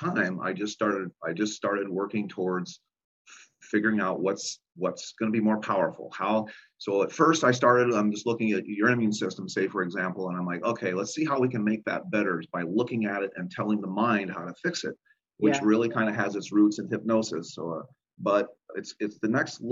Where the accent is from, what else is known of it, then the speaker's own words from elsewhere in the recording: Illinois, United States; moved away; I'm originally from Illinois